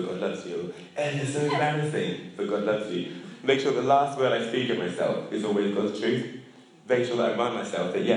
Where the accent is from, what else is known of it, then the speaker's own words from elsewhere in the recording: England, United Kingdom; as English people